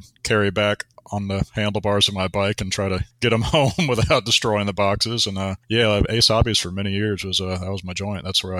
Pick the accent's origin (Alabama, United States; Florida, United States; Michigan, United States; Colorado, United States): Florida, United States; Daytona Beach; moved away as an adult; I am in Daytona Beach, Florida. That's my hometown. I lived here until I got through college and then moved away for 14 years and came back 5 years ago.